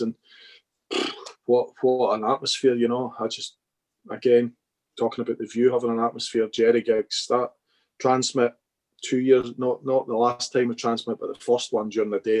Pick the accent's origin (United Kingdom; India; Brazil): United Kingdom; Scotland; we're a bit biased being Scottish